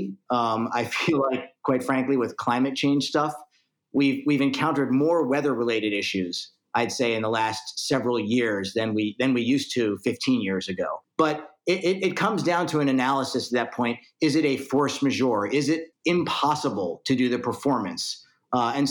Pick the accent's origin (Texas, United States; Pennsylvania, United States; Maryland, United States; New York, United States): Maryland, United States; Baltimore; Growing up in Baltimore, Maryland